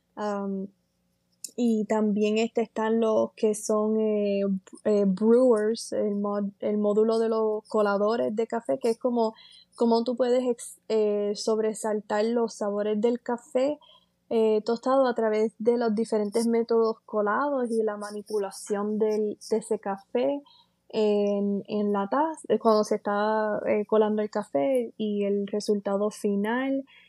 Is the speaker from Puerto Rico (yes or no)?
yes; San Sebastián, Puerto Rico; also born or lived in Moca, Puerto Rico / Aguadilla, Puerto Rico; Yo soy natural de eh, San Sebastián, Puerto Rico. Eh, nací en Moca, Puerto Rico